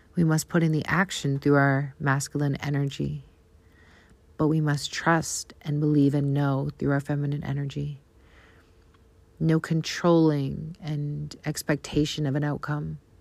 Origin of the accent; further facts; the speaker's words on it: Canada; accent: Canadian; my Canadian accent